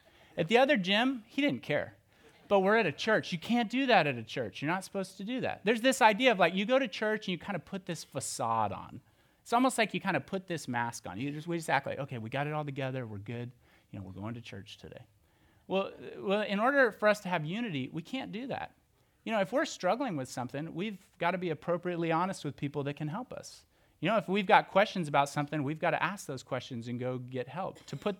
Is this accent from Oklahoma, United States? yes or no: yes; Oklahoma, United States; You see, when I was growing up, I grew up in Oklahoma, and church looks a little bit different there.